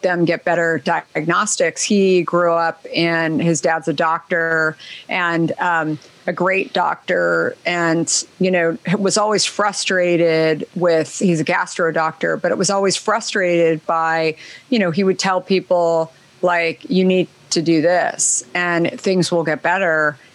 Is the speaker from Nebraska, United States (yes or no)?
no; Arizona, United States; I grew up in Arizona